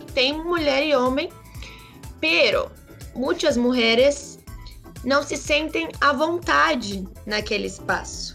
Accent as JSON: {"language": "Portuguese", "country": "Brazil", "said": "Somos brasileiros"}